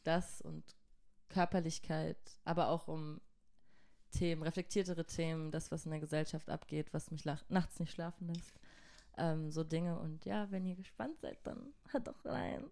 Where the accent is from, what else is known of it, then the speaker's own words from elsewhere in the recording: Mannheim, Baden-Württemberg, Germany; also born or lived in Göppingen; Ich bin aus Mannheim